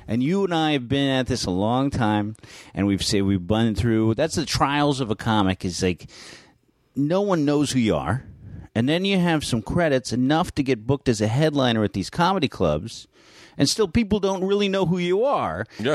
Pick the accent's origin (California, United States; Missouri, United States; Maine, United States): California, United States; San Francisco; I grew up in San Francisco in North Beach